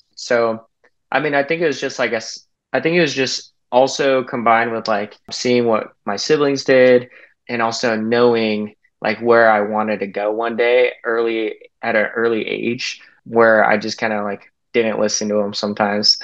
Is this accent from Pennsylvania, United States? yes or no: no; Salt Lake City, Utah, United States; I grew up in Salt Lake City, Utah